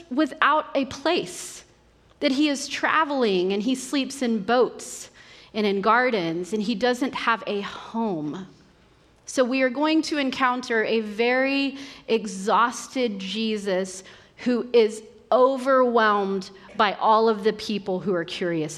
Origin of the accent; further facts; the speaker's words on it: Western Oklahoma, United States; I grew up in Western Oklahoma.